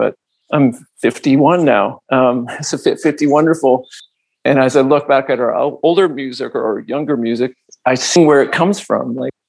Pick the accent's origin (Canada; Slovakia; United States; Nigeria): Canada; Toronto, Ontario; But because we're coming from Toronto, it somehow gets in there.